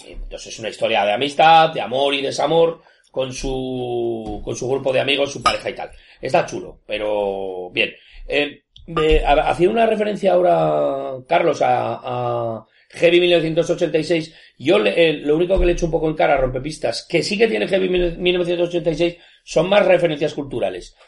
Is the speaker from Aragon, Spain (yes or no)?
yes; Zaragoza, Aragon, Spain; 40, los dos en Zaragoza, es una cosa rara, porque aquí todo el mundo era nacido en un pueblo. Entonces yo no tengo pueblo